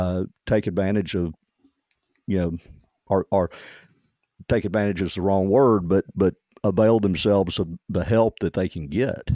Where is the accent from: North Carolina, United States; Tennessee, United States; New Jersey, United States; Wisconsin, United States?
Tennessee, United States; I grew up in Tennessee on a farm, hunting and fishing